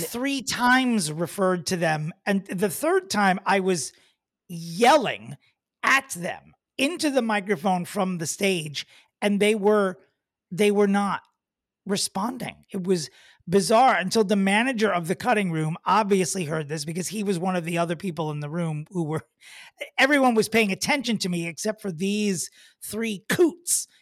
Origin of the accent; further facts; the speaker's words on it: Oceanside, New York, United States; also born or lived in Smithtown, New York; I grew up in Oceanside